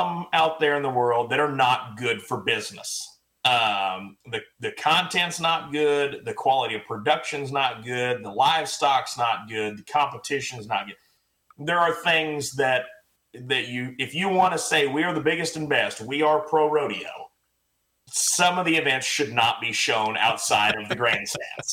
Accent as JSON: {"language": "English", "town": "Pryor", "region": "Oklahoma", "country": "United States", "tie": "born or raised there", "moved": "yes", "lives_now": "Weatherford, United States", "said": "I grew up in Northeast Oklahoma, Pryor, Oklahoma, about 45 minutes northeast of Tulsa."}